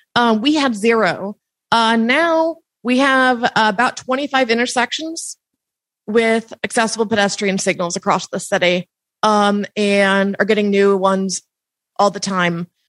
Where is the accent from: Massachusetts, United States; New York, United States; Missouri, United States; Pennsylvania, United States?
Missouri, United States; Kansas City; moved away as an adult; now in Columbia, Missouri, United States; originally from Kansas City